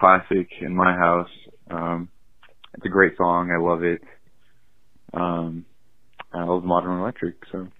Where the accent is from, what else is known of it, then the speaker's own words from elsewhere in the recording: Northern California, United States; And I'm from Northern California, so the song always just rang true with me